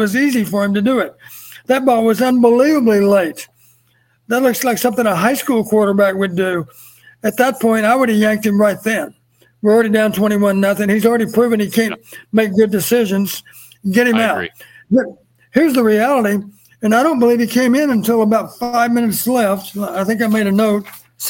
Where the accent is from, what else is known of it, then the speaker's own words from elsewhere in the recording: North Central Texas, United States; I was born in North Central Texas.